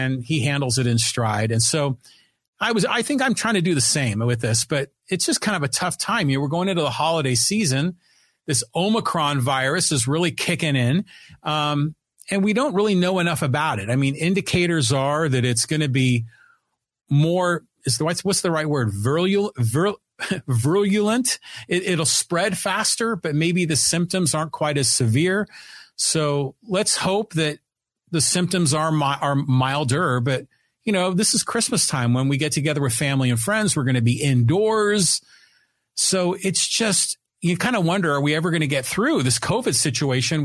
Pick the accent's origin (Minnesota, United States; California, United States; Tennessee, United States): California, United States; Poway; my hometown of Poway and in broader San Diego.